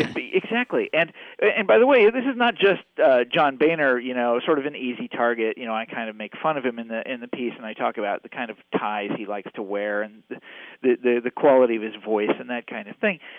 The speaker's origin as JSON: {"language": "English", "town": "Kansas City", "region": "Missouri", "country": "United States", "tie": "born or raised there", "said": "I grew up in Kansas City"}